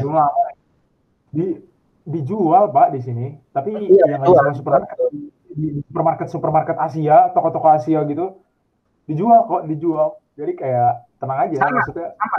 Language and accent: Indonesian; Indonesia; moved away as an adult; now in Paris, France; Gua dari Indonesia